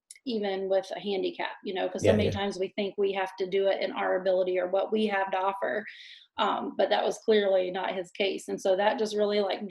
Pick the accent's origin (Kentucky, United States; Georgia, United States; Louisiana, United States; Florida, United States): Florida, United States; Pensacola; moved away as an adult; now in Shelby Township, Michigan, United States; I grew up in Pensacola, Florida, which is a small town